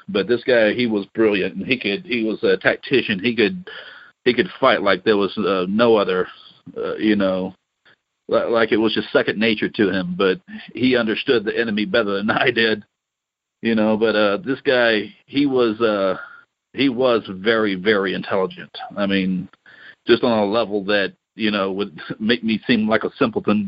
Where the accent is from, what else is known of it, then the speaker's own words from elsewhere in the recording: Louisiana, United States; I grew up in Louisiana